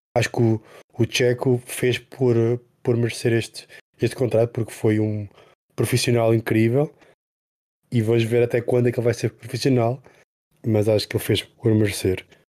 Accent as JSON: {"language": "Portuguese", "country": "Portugal", "said": "sendo portugueses"}